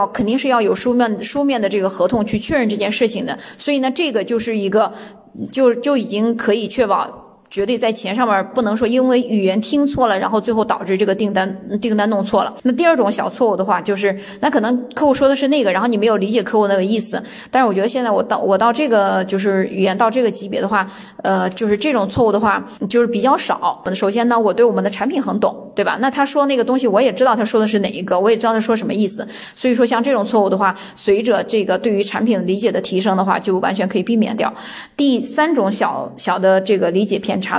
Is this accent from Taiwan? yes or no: no; China; now in Germany; 虽然我是一个中国人，虽然我的语言没有当地母语人的那么溜，